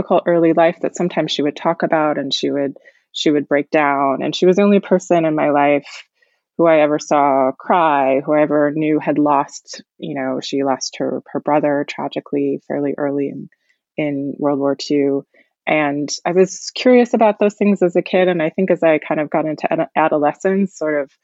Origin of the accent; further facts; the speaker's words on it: United States; I grew up in the United States, but very close to my grandmother, who had emigrated from the Soviet Union in the 1960s